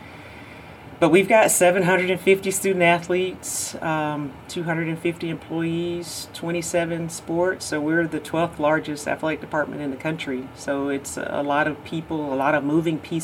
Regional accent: Georgia, United States; born or raised there

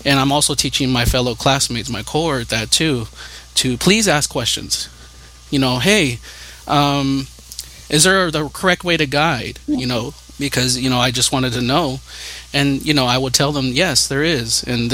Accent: California, United States; I'm from California

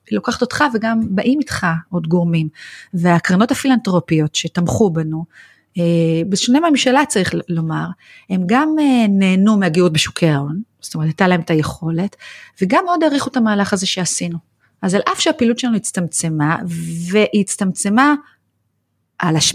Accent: Israel; moved away; אני באה מקיבוץ היפר חילוני

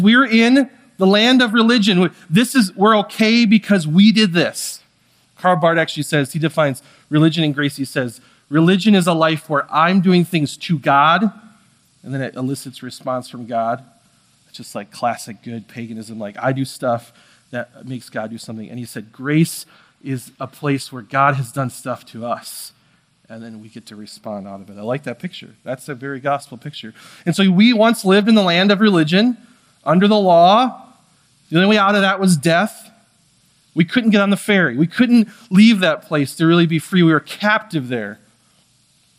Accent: United States; I'm American

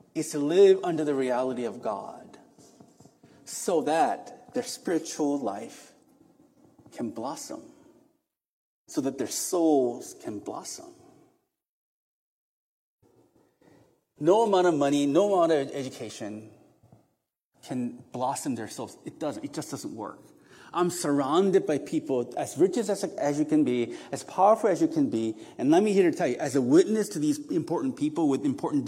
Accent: South Korea; moved away; I was raised in Korea. I'm an apartment fellow. I feel comfortable in concrete jungle.

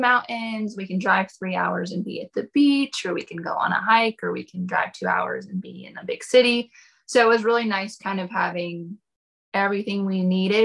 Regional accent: Fairview, North Carolina, United States; Born and raised here.

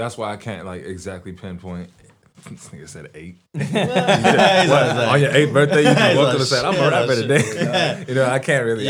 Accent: Windsor, California, United States; Yeah, we're from, I'm from Windsor, California.

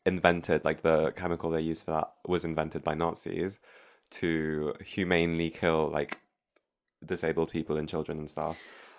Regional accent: France; moved away; the vibes that I grew up with in France.

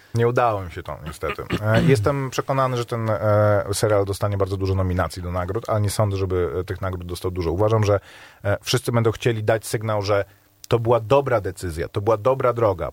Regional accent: Warsaw, Masovian Voivodeship, Poland; Jestem z Pragi

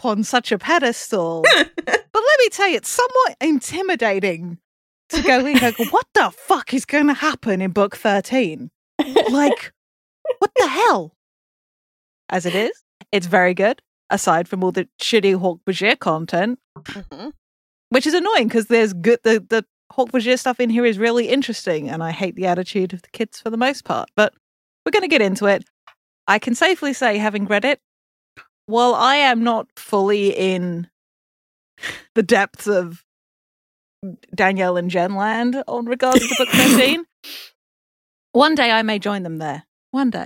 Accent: England, United Kingdom; I'm English

